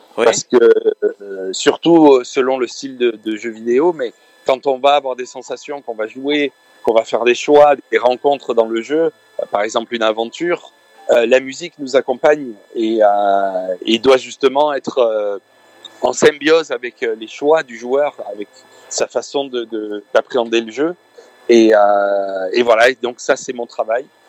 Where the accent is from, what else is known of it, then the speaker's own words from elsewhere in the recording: France; je suis de France. Je I'm a French guy. I was born in France, mais but my parents are from Lebanon